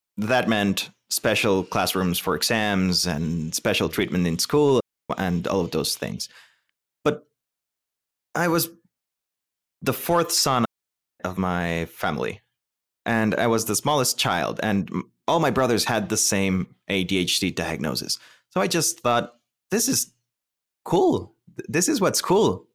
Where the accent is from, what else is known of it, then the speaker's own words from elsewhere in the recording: Costa Rica; moved away; I am from Costa Rica.